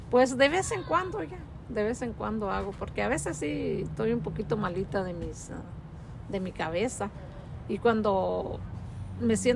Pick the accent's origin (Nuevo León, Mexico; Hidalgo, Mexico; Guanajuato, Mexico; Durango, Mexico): Durango, Mexico; moved away; Yo soy de, de Durango.